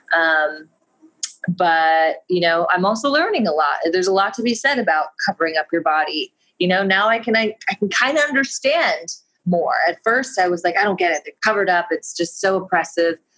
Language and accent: English; United States; I'm American